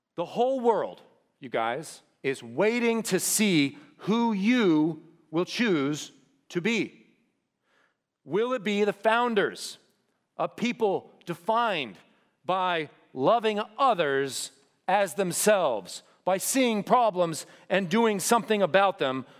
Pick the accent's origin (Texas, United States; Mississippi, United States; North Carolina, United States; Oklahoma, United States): Texas, United States; The Woodlands; I could not wait to get out of here, to get away from school, to even get away from the woodlands